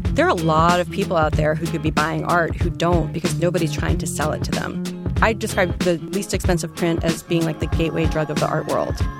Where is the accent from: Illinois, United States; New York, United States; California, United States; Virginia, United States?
New York, United States; New York City; I'm a native New Yorker as well